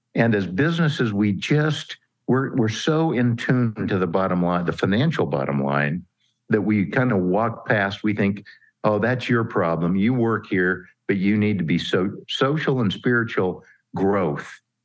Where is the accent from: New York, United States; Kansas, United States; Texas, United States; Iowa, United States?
Kansas, United States; I'm a Kansas farm kid, grew up in a town of about four thousand folks.